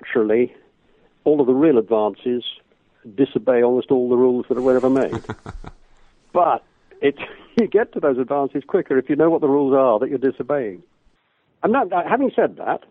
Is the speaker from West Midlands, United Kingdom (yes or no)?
no; Liverpool, North West England, United Kingdom; I grew up in Liverpool and saw masses of shows on tour